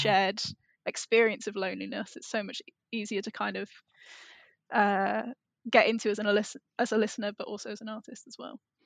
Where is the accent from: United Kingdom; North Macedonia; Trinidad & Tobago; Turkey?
United Kingdom; England; if you grow up in England